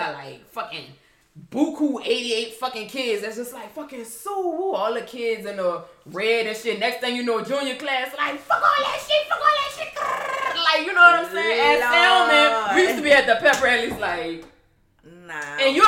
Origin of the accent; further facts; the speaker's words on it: New Orleans, Louisiana, United States; When I grew up in New Orleans during my years of school, you got fucking Reed, you got Livingston